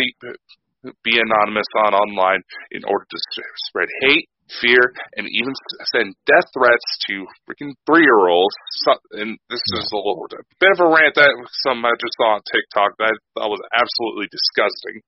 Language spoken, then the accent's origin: English; United States; I'm American